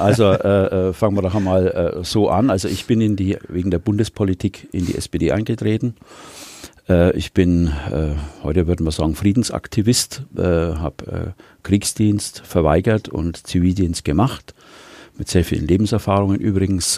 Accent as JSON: {"language": "German", "town": "Wilhelmsdorf", "region": "Baden-Württemberg", "country": "Germany", "tie": "born or raised there", "said": "Wilhelmsdorf hat eine besondere Bedeutung für mich, weil ich äh, dort in der Hauptstraße 64 geboren bin. Deswegen ist es meine Heimat. Ähm, bin ich aufgewachsen"}